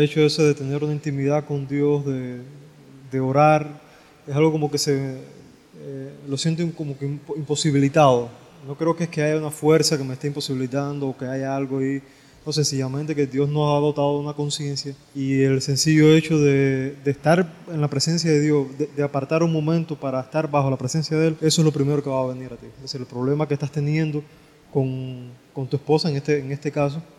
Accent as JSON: {"language": "Spanish", "country": "Cuba", "said": "nosotros como latinos y específicamente como cubanos"}